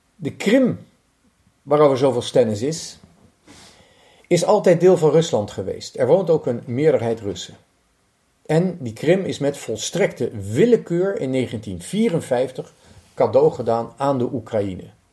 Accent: Netherlands; moved away; also born or lived in Lithuania; Ik ben Hollander

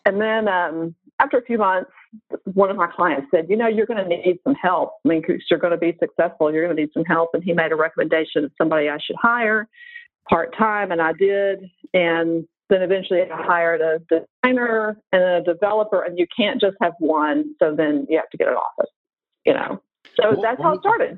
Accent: Nashville, Tennessee, United States; Nashville, my hometown

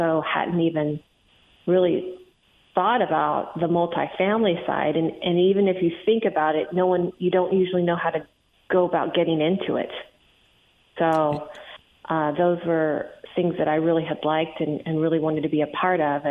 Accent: Arizona, United States; I grew up in Arizona

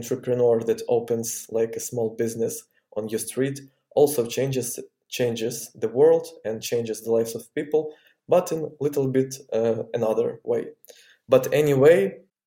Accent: Ukraine; I was born in Ukraine

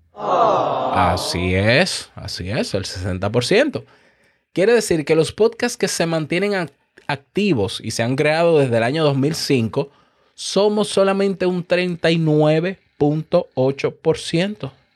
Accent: Dominican Republic; En mi país, ni hablar, República Dominicana

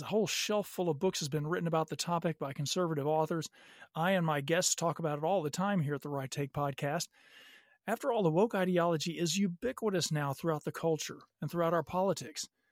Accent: Little Rock, Arkansas, United States; moved away as an adult; also born or lived in California; now in Los Angeles, United States; I grew up in Little Rock, Arkansas

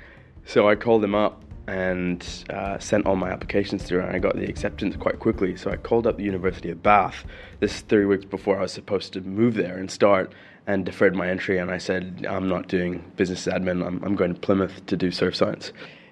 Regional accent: Sharjah, United Arab Emirates; also born or lived in Brazil; And I was born in 83 in Sharjah. I think I spent a year here before going back to Brazil. And my parents traveled quite a bit around Europe and the States. And we came back in 92. This country made me.

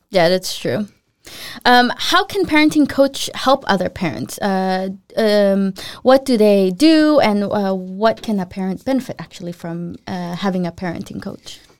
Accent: Philippines; also born or lived in United States; now in Denmark; when I moved to the U S, and then when I'd go home to visit the Philippines, I was the, I was the foreigner. I was like, "But I'm Filipino."

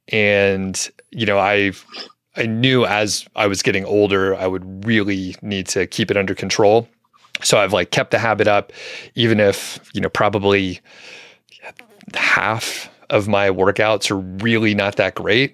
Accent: Atlanta, Georgia, United States; In the Atlanta area, in the suburbs.

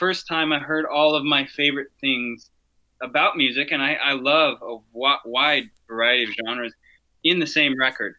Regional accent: Colorado, United States; now in Winnipeg, Canada; I'm originally from Colorado

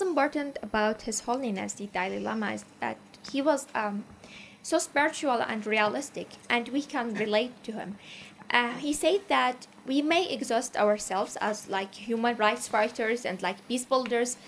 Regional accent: Iraq; I'm from Iraq

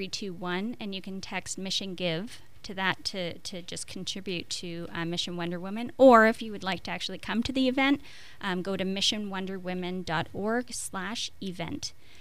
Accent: Quebec, Canada; first language French; English is a second language; So I'm from the French part of Canada, so I have, you know, je parle français.

